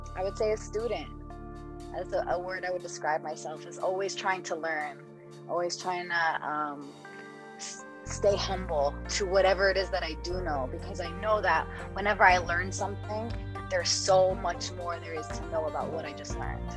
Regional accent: East Coast, United States; I I grew up on the East Coast

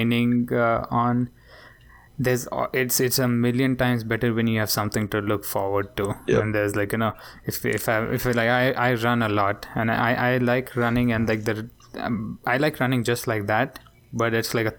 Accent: India; I'm from India

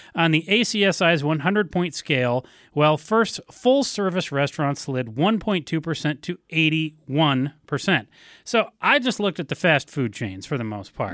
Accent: Ann Arbor, Michigan, United States; back when I, uh, was growing up in Ann Arbor

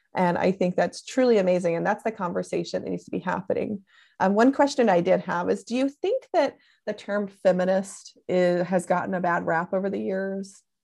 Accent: Tennessee, United States; now in California, United States; I'm originally from Tennessee

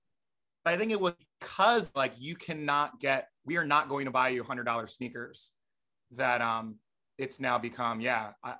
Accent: New Jersey, United States; growing up in Jersey

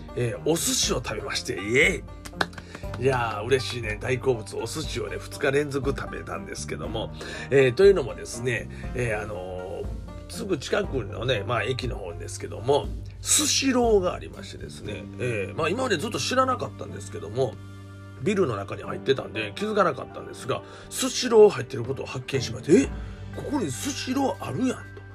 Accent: Kansai, Japan; 関西人ですから

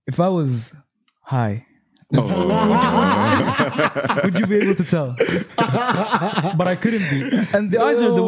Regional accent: Egypt; I'm from Egypt.

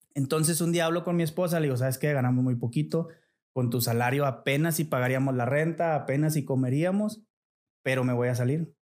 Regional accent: Montemorelos, Nuevo León, Mexico; moved away as an adult; now in Saltillo, Mexico; yo soy nacido en la ciudad de Montemorelos. Eh, es una, ciudad al sur de Nuevo León. Es una pequeña ciudad. Yo creo debe de andar ahorita sobre los 150 mil habitantes. No sé, o sea, es algo chico. Eh, ahí viví toda mi infancia

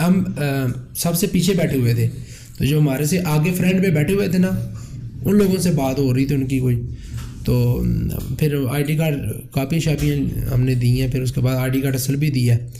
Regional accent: Narowal, Punjab, Pakistan; میں بیسیکلی ناروال کا رہنے والا ہوں

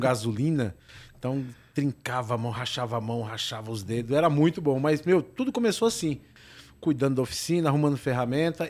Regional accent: São Bernardo do Campo, São Paulo, Brazil; eu sou de São Bernardo

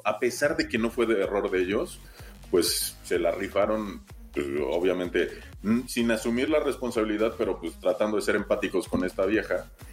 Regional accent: Mexico; como mexicanos

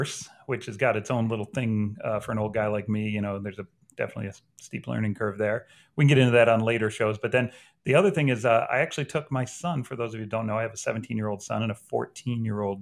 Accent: Syracuse, New York, United States; moved away as an adult; also born or lived in Buffalo, New York; now in North Carolina, United States; I grew up in Western New York, in Syracuse, New York, most of my life, born in Buffalo

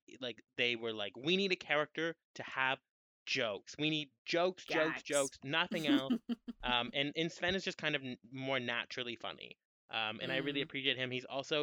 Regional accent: Canada; As a Canadian

